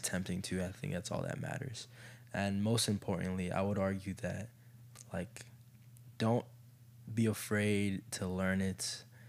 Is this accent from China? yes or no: no; Kenya; I'm still Kenyan